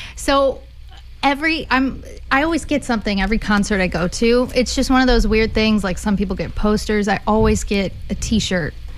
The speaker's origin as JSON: {"language": "English", "town": "Austin", "region": "Texas", "country": "United States", "tie": "born or raised there", "said": "my hometown is Austin"}